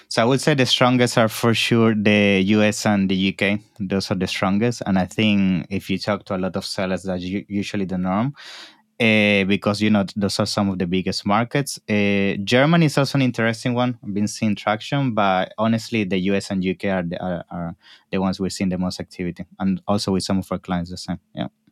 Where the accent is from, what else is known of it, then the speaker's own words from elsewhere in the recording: Venezuela; moved away as an adult; also born or lived in Naples, Italy / New York, United States / Toronto, Canada; now in London, United Kingdom; Yes, I was born in Italy, in Naples, when I was around three, my family, eh, moved for business purposes to Venezuela.